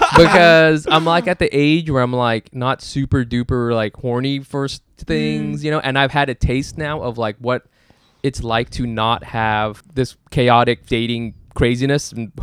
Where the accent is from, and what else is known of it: Orange County, California, United States; born or raised there; also born or lived in Dallas, Texas / Plano, Texas / Berkeley, California